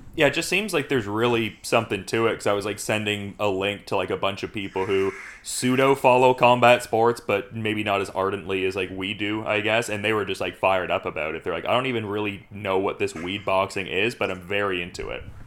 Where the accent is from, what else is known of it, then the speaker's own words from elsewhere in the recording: Oshawa, Ontario, Canada; I'm from Oshawa, Ontario